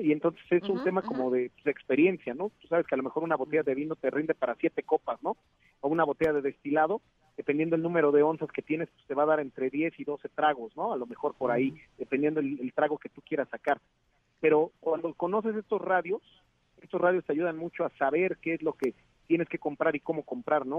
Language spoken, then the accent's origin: Spanish; Mexico; Nosotros como mexicanos